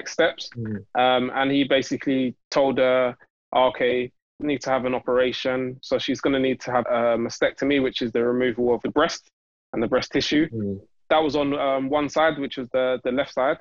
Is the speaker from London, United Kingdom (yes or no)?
yes; London, United Kingdom; I'm from Newham. So our like local hospital and medical trust is all to do with Newham